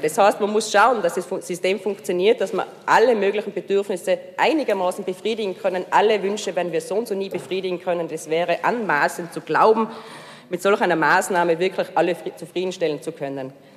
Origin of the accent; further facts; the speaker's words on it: Hall in Tirol, Tyrol, Austria; now in Innsbruck, Austria; ich bin ja eigentlich aus Hall